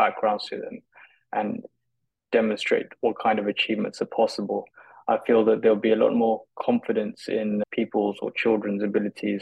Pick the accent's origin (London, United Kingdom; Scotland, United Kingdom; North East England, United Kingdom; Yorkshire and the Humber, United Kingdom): London, United Kingdom; growing up in London